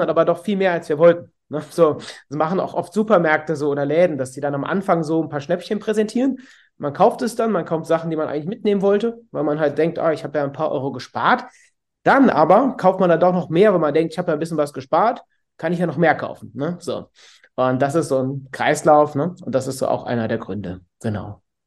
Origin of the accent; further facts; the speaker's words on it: Cologne, North Rhine-Westphalia, Germany; bin aus Köln, 37 Jahre alt